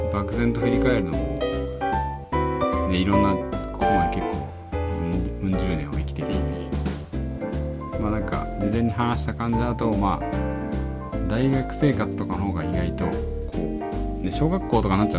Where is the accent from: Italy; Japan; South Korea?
Japan; Tokyo; born there; あ東京,、まあ、東京生まれだしでそうなんで